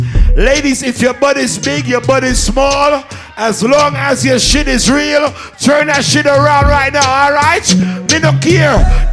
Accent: Portmore, Saint Catherine, Jamaica; I'm from Portmore, that's in JA.

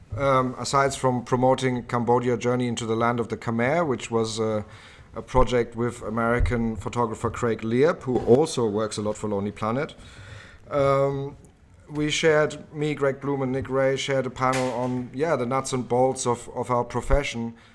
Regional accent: Germany; moved away as an adult; also born or lived in Oxford, United Kingdom / London, United Kingdom; now in Thailand; I was born in Germany and lived there the, uh, first eighteen years of my life

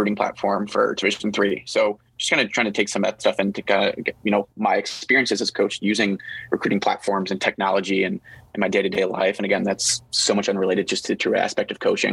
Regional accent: Chicago, Illinois, United States; I'm from Chicago and suburbs and live in the city

